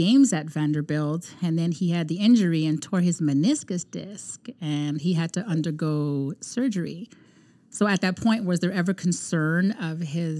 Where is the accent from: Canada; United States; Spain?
Canada; I'm from Canada.